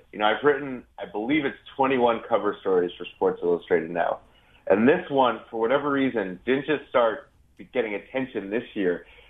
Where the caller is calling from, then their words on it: New York City, New York, United States; New York City.